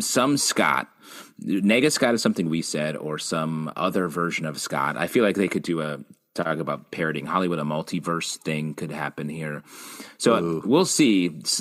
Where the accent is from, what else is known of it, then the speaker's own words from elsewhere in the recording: Canada; I'm Canadian